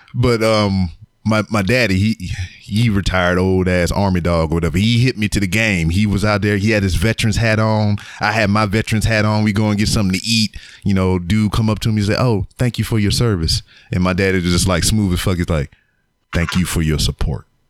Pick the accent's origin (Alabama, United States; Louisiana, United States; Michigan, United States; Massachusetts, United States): Louisiana, United States; now in Houston, United States; I'm from uh, Louisiana, so I'm about like two hours away from here.